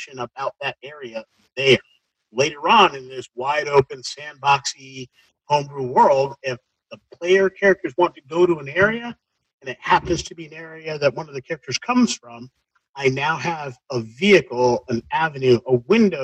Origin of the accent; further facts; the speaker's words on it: South Shore of Greater Boston, Massachusetts, United States; coming from growing up in the South Shore of Greater Boston area in the 80s